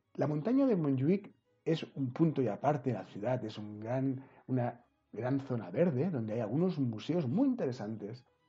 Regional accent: Barcelona, Catalonia, Spain; yo vivo en Barcelona, nací aquí en Barcelona

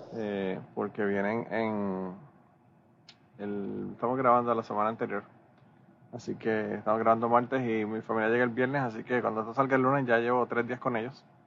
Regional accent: Puerto Rico; soy boricua.

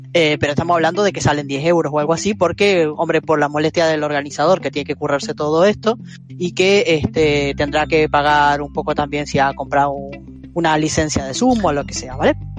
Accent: Uruguay; now in Spain; soy de Uruguay, pero llevo bastantes años viviendo en España

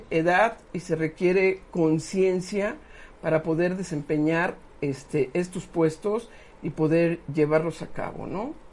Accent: San Pedro Cholula, Puebla, Mexico; yo, soy de Cholulandia. Este, que mira, que San Pedro Cholula está muy bien, ¿no?

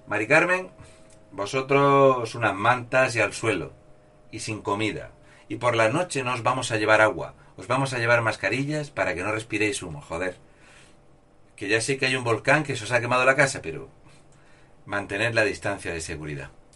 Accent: Spain; Soy un español sin complejos

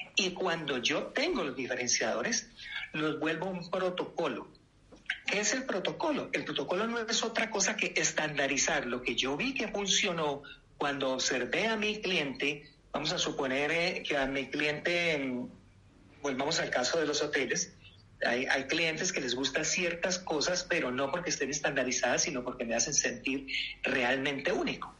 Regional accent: Colombia; moved away; also born or lived in United States; Soy colombiano, nacionalizado en Estados Unidos hace 25 años

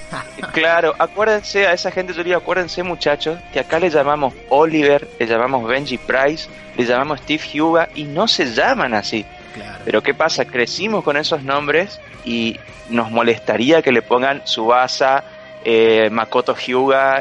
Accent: Corrientes, Argentina; nuestro país, en, en, Corrientes, en nuestra ciudad

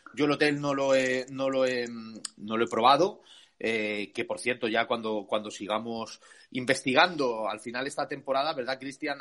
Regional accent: Community of Madrid, Spain; como los madrileños

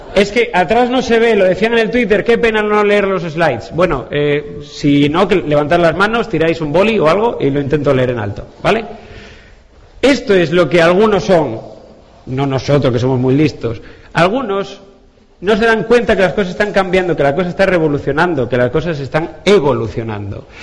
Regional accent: Asturias, Spain; yo soy asturiano

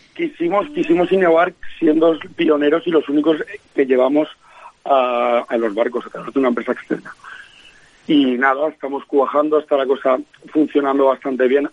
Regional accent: Valencia, Valencian Community, Spain; moved away as an adult; nosotros y yo somos de Valencia

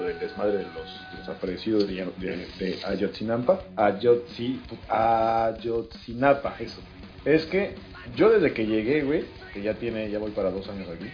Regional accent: Mexico; moved away as an adult; now in Spain; como los mexicanos que tenemos aquí, te lo digo porque en el despacho trabajo con otros tres mexicanos

